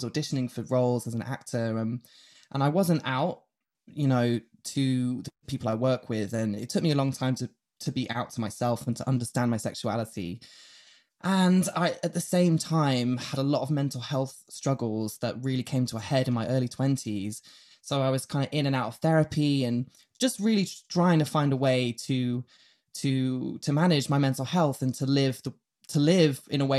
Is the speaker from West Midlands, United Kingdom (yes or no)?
no; Yorkshire and the Humber, United Kingdom; born there; I was born, you know, I'm going to take you right back to the start. I was born in Yorkshire.